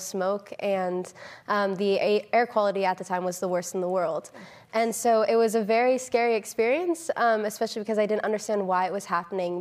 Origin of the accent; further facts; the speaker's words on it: Northern California, United States; I grew up in Northern California